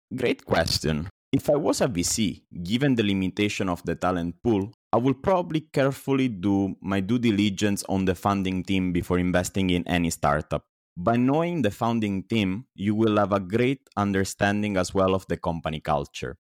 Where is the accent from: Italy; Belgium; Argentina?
Italy; moved away as an adult; also born or lived in Singapore; now in Indonesia; I was born and raised in Italy